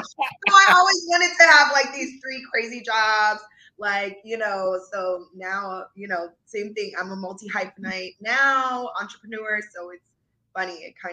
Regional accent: Philadelphia, Pennsylvania, United States; also born or lived in Fayetteville, North Carolina; I was born actually in Fayetteville, North Carolina. My dad was stationed at Fort Bragg. But I only lived there until I was like 6 months old, because he was honorably discharged. And then we moved back to Philadelphia.

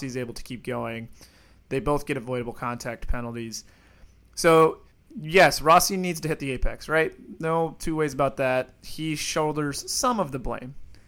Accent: Iowa, United States; I was born in Iowa

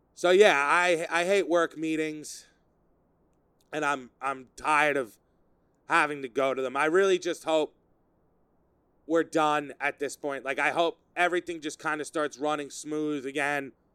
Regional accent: Sayville, New York, United States; my hometown of Sayville. Sayville, New York, where I grew up

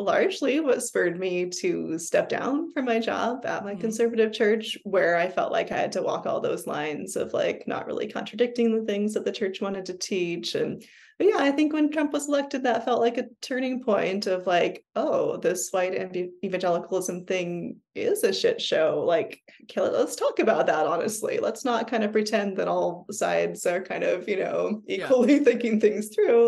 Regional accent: Bellevue, Washington, United States; In a suburb of Seattle in Bellevue

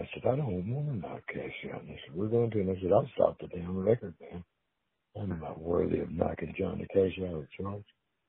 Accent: Arkansas, United States; I'm from Arkansas.

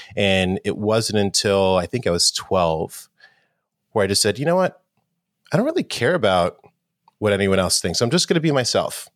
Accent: New York City, New York, United States; I grew up in New York City and New York in the 80s was definitely had its challenges, it was a little rough. I grew up in Harlem as well.

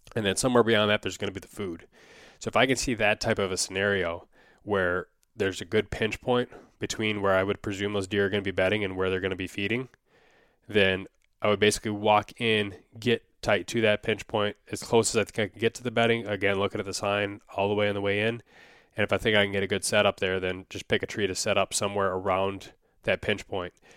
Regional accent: Wisconsin, United States; growing up in Wisconsin

